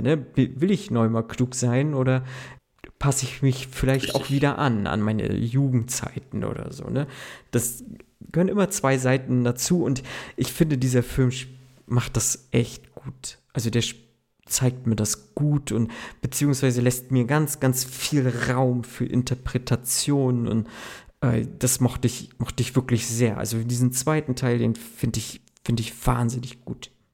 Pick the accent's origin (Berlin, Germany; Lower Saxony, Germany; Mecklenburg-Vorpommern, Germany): Mecklenburg-Vorpommern, Germany; Ich bin ja der Mecklenburger Typ